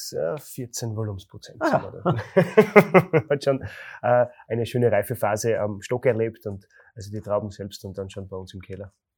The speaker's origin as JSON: {"language": "German", "town": "Graz", "region": "Styria", "country": "Austria", "said": "bei uns in Graz"}